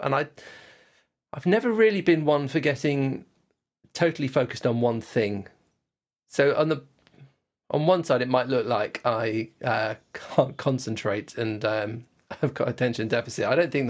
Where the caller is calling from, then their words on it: Oxford, South East England, United Kingdom; I'm right in the middle of Oxford. You can probably hear the birds singing outside.